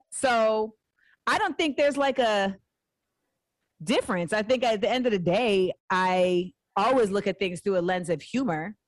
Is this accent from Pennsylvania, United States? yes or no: no; Orlando, Florida, United States; moved away as an adult; also born or lived in Inglewood, California / San Fernando Valley, California / New York; I lived in LA till I was 8 mm-hmm. uh, then I moved to Orlando. So that's where I spent my like formative years mm-hmm. in Orlando until I was 18